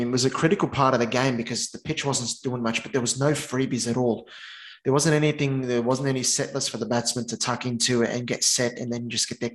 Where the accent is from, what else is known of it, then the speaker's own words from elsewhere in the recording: Australia; also born or lived in Sydney; as an Aussie